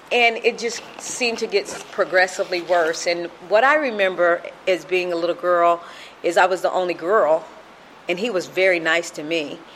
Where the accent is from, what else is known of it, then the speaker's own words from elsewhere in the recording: Sacramento, California, United States; born there; So I have a brother from France. I have a brother that was born in Texas, and I was born in Sacramento, California.